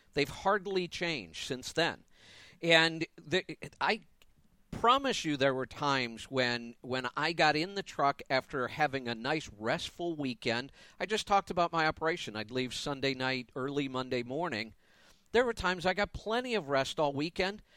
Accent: Ohio, United States; moved away as an adult; also born or lived in Florida; now in Colorado, United States; But I left Ohio for business reasons the first time. Grew up there, all my family's there

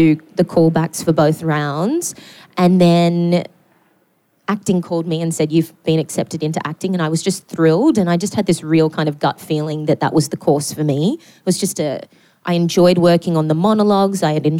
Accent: Newcastle, New South Wales, Australia; I grew up in Newcastle

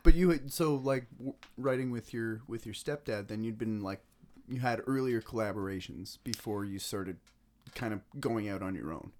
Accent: Ennismore, Ontario, Canada; I grew up in Ennismore

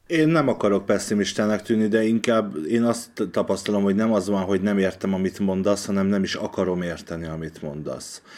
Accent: Hungary; also born or lived in Budapest; magyarként ez az ország az enyém is

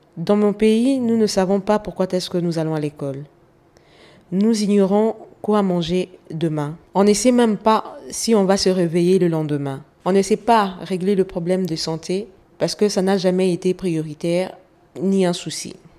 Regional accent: DR Congo; Je suis née au Congo, en République démocratique du Congo. J'aime mon pays plus que tout

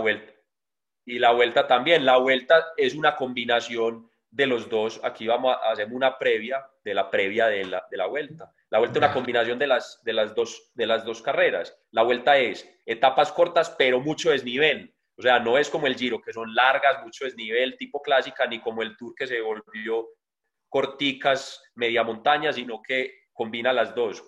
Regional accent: Colombia; siendo un colombiano

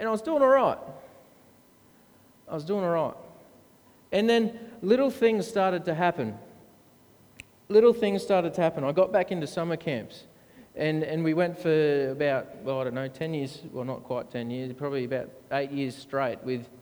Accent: Brisbane, Queensland, Australia; I grew up in the Seventh-day Adventist Church, 8 Mile Plains, Southside

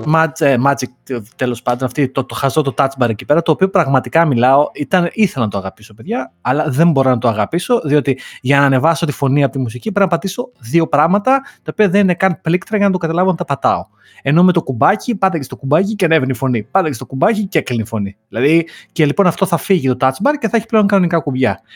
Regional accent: Greece; είμαι Έλληνας

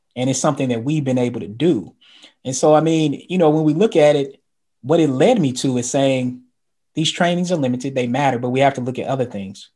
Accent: the South, United States; I'm from the South

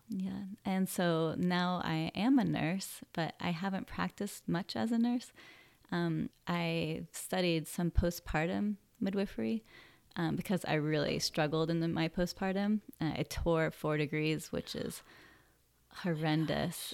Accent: Sacramento, California, United States; also born or lived in San Francisco / Santa Cruz; now in Humboldt, United States; I grew up in Sacramento.

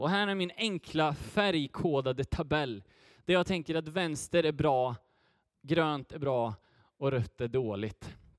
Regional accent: Götene, Västra Götaland, Sweden; jag hoppas innerligt att det hörs, så kommer jag från, från Götene

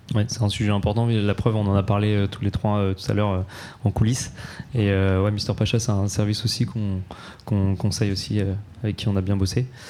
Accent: Normandy, France; now in Paris, France; chez nous en Normandie ou ici à Paris

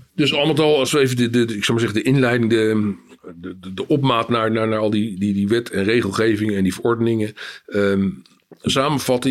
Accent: Amsterdam, North Holland, Netherlands; als Amsterdammer

